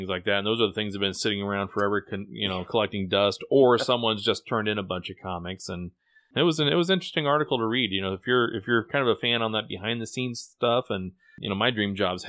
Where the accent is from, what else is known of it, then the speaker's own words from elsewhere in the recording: Midwest, United States; as a Midwesterner, I certainly enjoyed it.